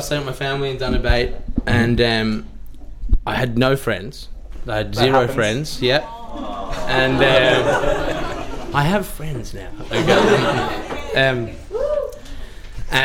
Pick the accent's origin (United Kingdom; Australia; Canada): Australia; Sydney, New South Wales; moved away as an adult; now in Dublin, Ireland; And dad's Scottish. So I grew up in Sydney.